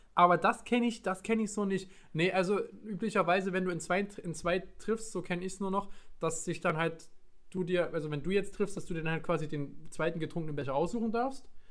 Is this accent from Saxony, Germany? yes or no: yes; Leipzig, Saxony, Germany; moved away; ich komme aus Leipzig, ich komme aus Sachsen, aus dem Osten